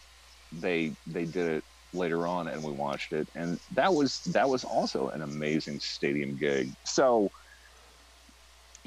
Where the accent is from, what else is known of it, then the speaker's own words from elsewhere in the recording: central Iowa, United States; I grew up in a tiny little speck of a town in central Iowa, 8 miles from the geographic center of the state